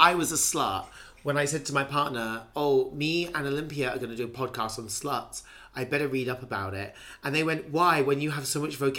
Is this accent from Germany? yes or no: no; England, United Kingdom; I'm from England